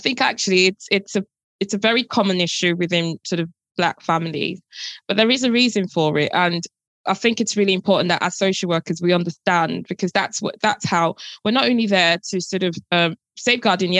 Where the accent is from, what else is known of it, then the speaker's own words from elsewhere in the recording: Nigeria; moved away; I grew up in Nigeria and that was the norm. But obviously now coming here and obviously living in a different society